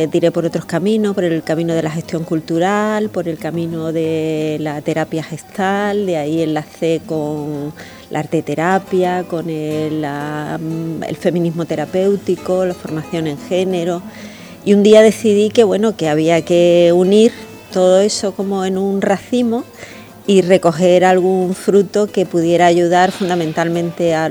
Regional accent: Huelva, Andalusia, Spain; moved away as an adult; also born or lived in Seville / Madrid; que soy de Huelva, volví a Huelva

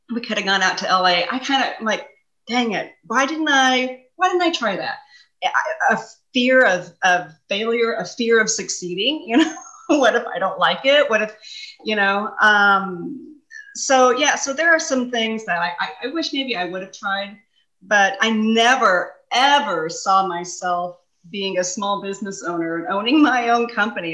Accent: Kansas City, United States; I also got to live in my hometown and still see my family and friends um, at night and weekends. Um, yeah, so I was the director of the Kansas City office

